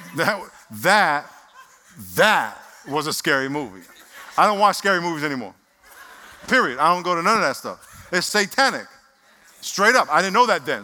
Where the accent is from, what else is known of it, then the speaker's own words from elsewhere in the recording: Nassau County, New York, United States; now in San Diego, United States; I lived in Nassau County